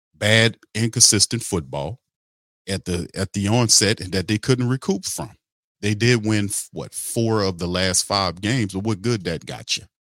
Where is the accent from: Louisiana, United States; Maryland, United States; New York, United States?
Louisiana, United States; New Orleans; I'm from New Orleans